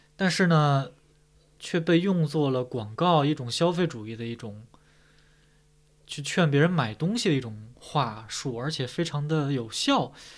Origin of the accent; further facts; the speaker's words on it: China; 我们中国人